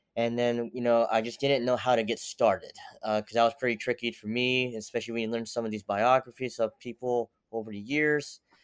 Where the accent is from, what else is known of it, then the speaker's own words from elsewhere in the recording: United States; also born or lived in Seoul, South Korea / Pennsylvania / Tennessee / Utica, New York; came to America when I was ten months old and grew up in the mixture of Pennsylvania and Tennessee